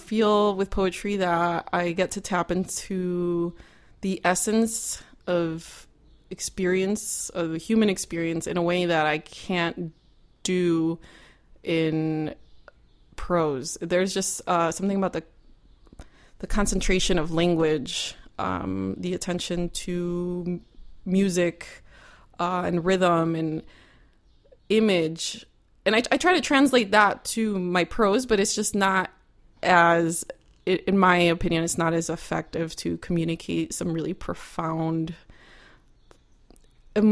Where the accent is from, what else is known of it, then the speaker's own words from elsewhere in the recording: Cicero, Illinois, United States; I grew up in Cicero, which is basically Chicago, on Cicero and Cermak